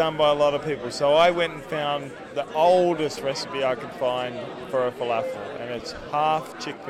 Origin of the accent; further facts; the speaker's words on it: Toowoomba, Queensland, Australia; I'm from the Darling Downs